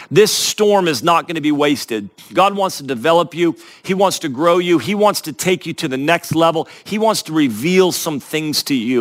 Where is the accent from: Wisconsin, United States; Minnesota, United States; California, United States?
California, United States; Northern; I grew up in Northern California, which is right next to Mount Shasta